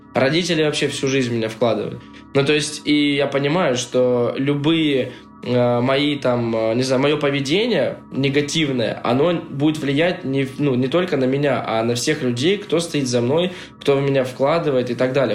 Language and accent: Russian; Russia; я вот из России, я русский